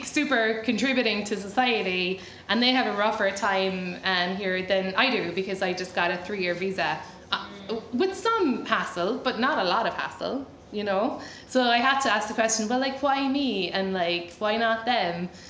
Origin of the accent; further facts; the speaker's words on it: Ireland; moved away as an adult; now in United States; I'm Irish.